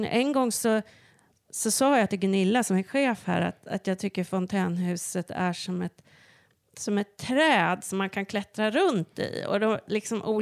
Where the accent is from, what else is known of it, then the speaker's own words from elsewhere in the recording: Stockholm, Stockholm County, Sweden; also born or lived in Örebro; Jag hade bott i, i en liten stad i Mellansverige, i Örebro, mm. i 22 år. Och, eh, jag kommer här från Stockholm från